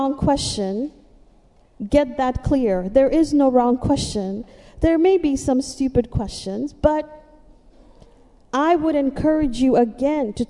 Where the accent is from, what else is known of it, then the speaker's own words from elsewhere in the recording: Mumbai, Maharashtra, India; moved away as an adult; now in United States; I'm from the city, I'm from Mumbai